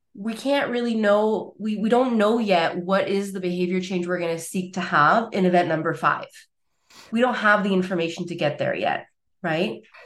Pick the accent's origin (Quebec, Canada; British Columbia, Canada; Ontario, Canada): Quebec, Canada; Montreal; moved away as an adult; now in Basel, Switzerland; I was originally based from Montreal, Quebec.